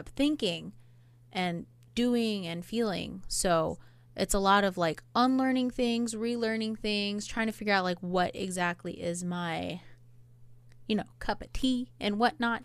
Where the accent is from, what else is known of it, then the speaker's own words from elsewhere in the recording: Hawaii, United States; now in Oahu, United States; I am Polynesian. I'm Hawaiian